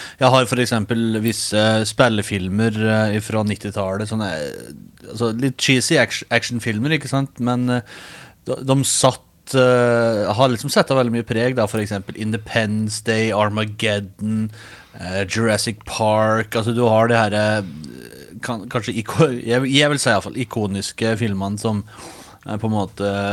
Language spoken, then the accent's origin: Norwegian; Os, Innlandet, Norway; accent: Os dialect; now in United States; Hjemme er gården på Os i Østerdalen, som er rett søra for Røros.